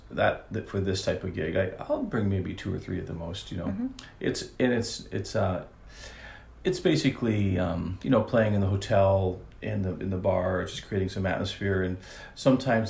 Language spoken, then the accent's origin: English; Italy; moved away; I grew up in Italy, so I'm, you know, Italian, half Italian